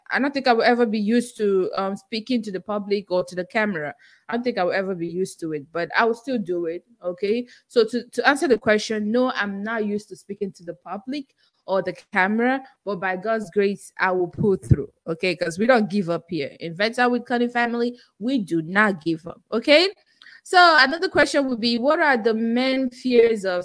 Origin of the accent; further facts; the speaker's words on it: Nigeria; accent: Nigerian; English is a second language; now in United States; I still have my Nigerian accent and I'm very proud of it